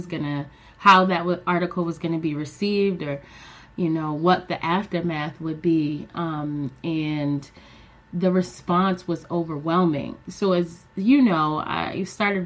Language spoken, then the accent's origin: English; Philadelphia, Pennsylvania, United States; I am in Philadelphia, Pennsylvania. That's my hometown, West Philly to be specific. And yeah, this is where I was born and raised